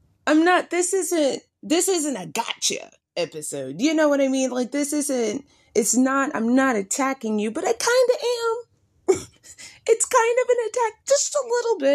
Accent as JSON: {"language": "English", "country": "United States", "said": "we as African Americans"}